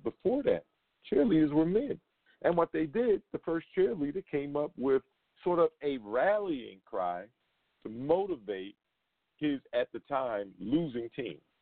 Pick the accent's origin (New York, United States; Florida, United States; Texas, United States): New York, United States; New York City; now in Las Vegas, United States; from Brooklyn, New York, back in my hometown